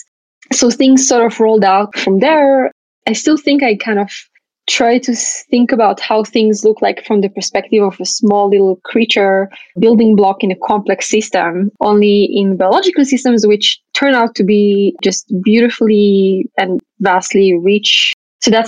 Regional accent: Israel; I grew up in Israel

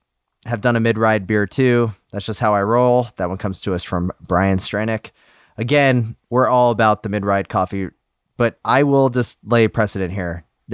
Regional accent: Ohio, United States; was born to a dad who still called department and grocery stores by their predecessors' names where I grew up in Ohio.

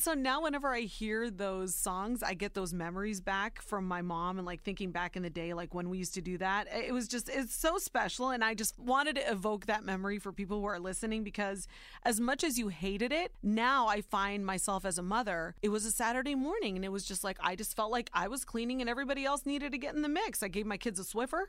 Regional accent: Warren, Ohio, United States; born or raised there; also born or lived in Youngstown, Ohio

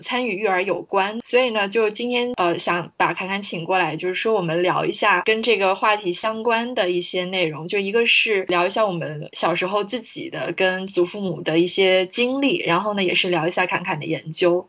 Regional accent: Guangzhou, Guangdong, China; 我是从小就是在广州出生长大

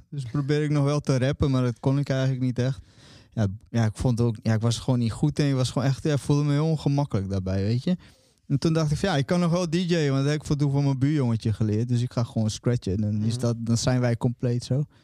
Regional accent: Friesland, Netherlands; also born or lived in Brazil; ik kwam als kind uit Brazilië eh, in eh, Nederland. En in Friesland kwam ik terecht.

